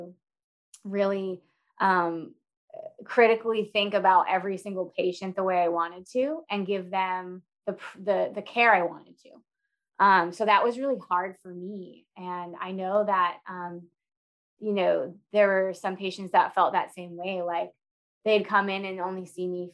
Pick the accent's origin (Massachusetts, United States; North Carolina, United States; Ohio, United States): Massachusetts, United States; Boston; moved away as an adult; now in Dallas, United States; I'm originally from Boston, Massachusetts, where I went to PT school there